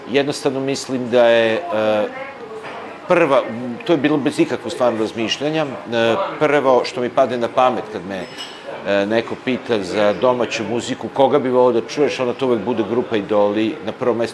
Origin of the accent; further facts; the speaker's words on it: Bečej, Vojvodina, Serbia; also born or lived in Vrbas / Kula / Montenegro (ancestry); odrastanje u Bečeju